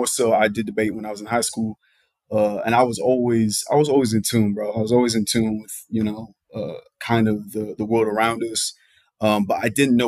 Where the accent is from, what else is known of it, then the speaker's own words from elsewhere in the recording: Dallas–Fort Worth, Texas, United States; also born or lived in Columbus, Ohio / Nashville area, Tennessee; I was born in the North, raised in the South